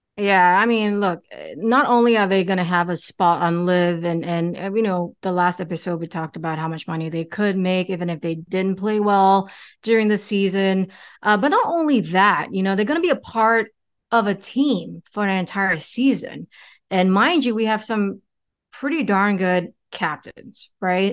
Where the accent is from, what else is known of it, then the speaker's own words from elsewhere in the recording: United States; now in Singapore; I grew up in America.